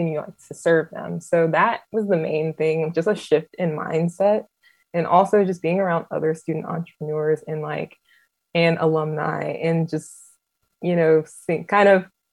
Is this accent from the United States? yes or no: yes; Atlanta, Georgia, United States; I'm from Metro Atlanta